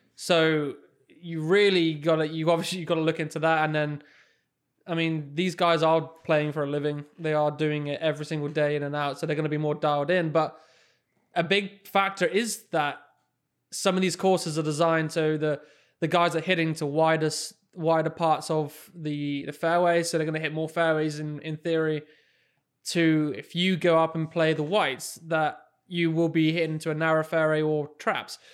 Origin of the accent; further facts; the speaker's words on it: England, United Kingdom; moved away; the same course that I grew up on in England, Heather Tights